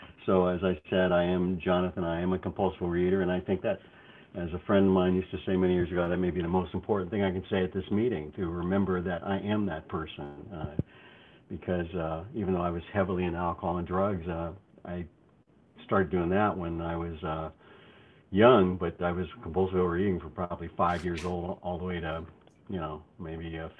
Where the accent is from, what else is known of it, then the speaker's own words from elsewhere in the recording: Los Angeles, California, United States; I was brought up and raised in California, the Los Angeles area, multiple areas.